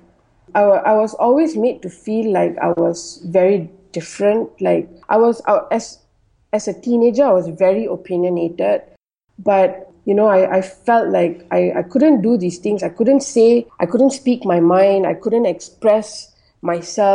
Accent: Malaysia; I'm Malaysian Indian, and I was born and bred in Malaysia

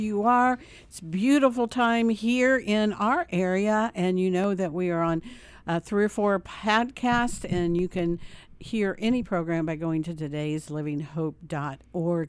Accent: Indiana, United States; you can tell I'm from Indiana by the way I say oil.

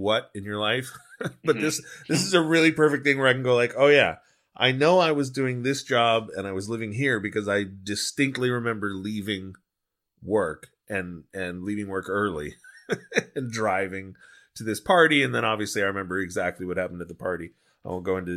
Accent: Long Beach, California, United States; also born or lived in San Fernando Valley, Los Angeles; I grew up in Long Beach, but I had moved

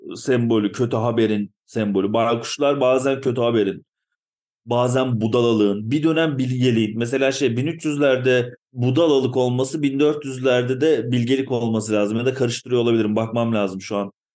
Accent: Ankara, Turkey; moved away as an adult; now in Eskişehir, Turkey; ben bir Ankaralıyım.

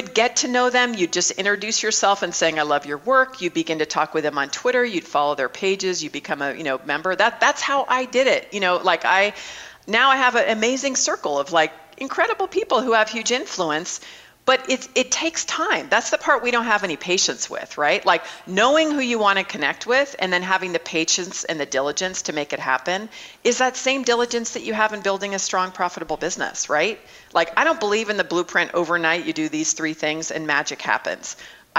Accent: Mesa, Arizona, United States; I just opened up a startup incubator right downtown in Mesa, my hometown

